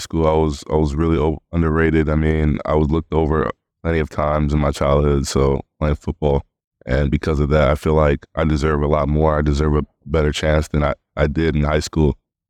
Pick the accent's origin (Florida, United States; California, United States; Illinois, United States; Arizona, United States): Arizona, United States; Tucson; Tucson, Arizona.